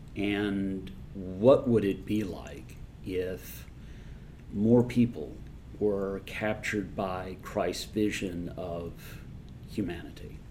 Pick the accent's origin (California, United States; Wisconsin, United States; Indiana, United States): Indiana, United States; Indianapolis; when I was growing up in Indianapolis